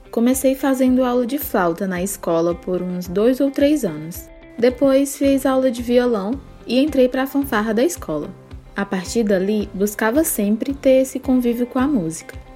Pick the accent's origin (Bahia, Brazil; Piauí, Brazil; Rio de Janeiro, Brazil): Piauí, Brazil; Parnaíba; born there; Até hoje tenho contato com os vizinhos de infância, tanto os daqui quanto os do interior onde nasci em Parnaíba, Piauí.